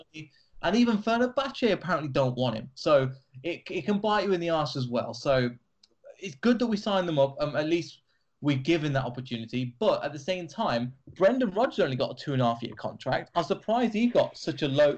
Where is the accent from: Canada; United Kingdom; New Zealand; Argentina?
United Kingdom; Leicester, East Midlands; an Asian guy growing up in Leicester